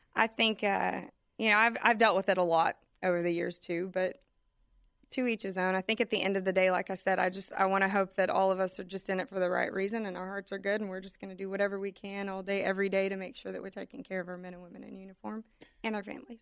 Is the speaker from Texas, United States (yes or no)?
yes; Austin, Texas, United States; growing up in Austin